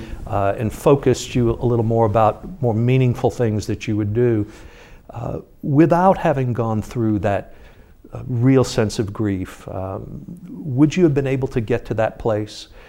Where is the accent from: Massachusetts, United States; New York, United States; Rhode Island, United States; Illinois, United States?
New York, United States; moved away; I grew up in New York and I was a baseball fan and as a kid